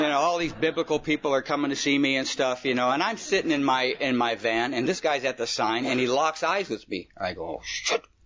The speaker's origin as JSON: {"language": "English", "region": "California", "country": "United States", "tie": "born or raised there", "also_born_or_lived": "Detroit, Michigan", "said": "come out to California when I was about four years old"}